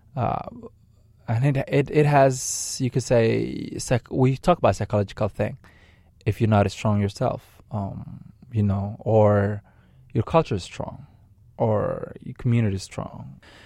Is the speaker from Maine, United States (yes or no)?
yes; Maine, United States; I, I'm an American citizen who grew up here. Uh, I'm a, I'm a Mainer.